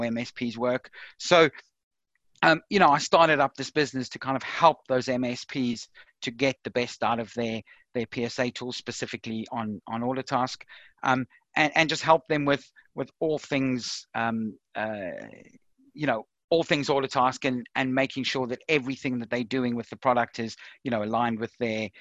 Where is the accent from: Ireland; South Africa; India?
South Africa; now in United Kingdom; as you can probably tell from my accent, I'm originally from South Africa. I moved over to the UK in around 1997